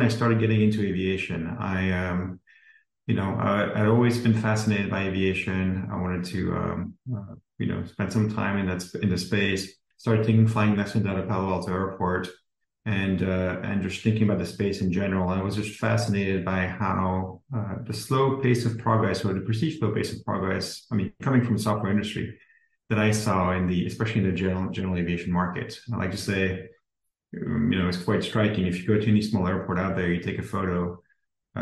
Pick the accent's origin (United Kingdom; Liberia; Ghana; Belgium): Belgium; moved away as an adult; now in United States; I'm originally from Belgium, came to the US right after my undergrad and started working here